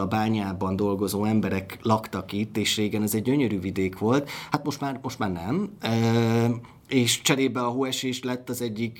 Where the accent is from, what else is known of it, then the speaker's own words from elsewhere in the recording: Miskolc, Borsod-Abaúj-Zemplén, Hungary; Miskolci vagyok